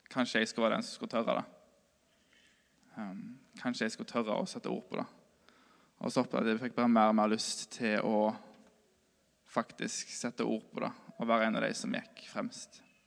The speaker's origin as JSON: {"language": "Norwegian", "town": "Moss", "region": "Østfold", "country": "Norway", "moved": "yes", "said": "jeg bodde hjemme på Moss"}